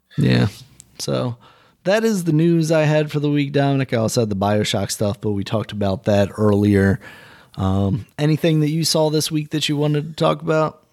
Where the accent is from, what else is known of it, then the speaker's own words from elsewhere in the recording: United States; I'm American